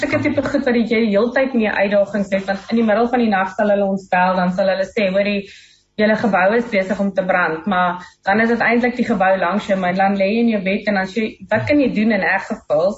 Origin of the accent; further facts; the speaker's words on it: South Africa; ons is Suid-Afrikaners in Murgenbeen